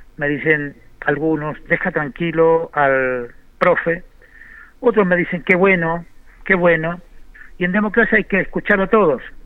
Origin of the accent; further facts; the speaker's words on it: Linares, Maule, Chile; Nosotros como linarense, que somos una radio de Linares, de nuestra villa que amamos